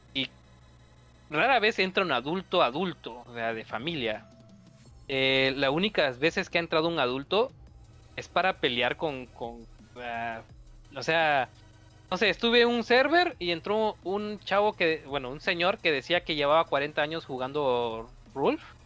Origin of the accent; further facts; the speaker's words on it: Chiapas, Mexico; aquí en mi estado, que yo soy de Chiapas